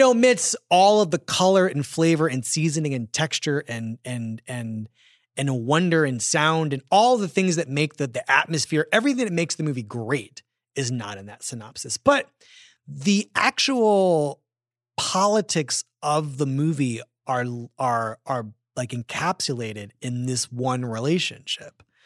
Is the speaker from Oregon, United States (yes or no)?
no; Philadelphia, Pennsylvania, United States; I grew up in Philadelphia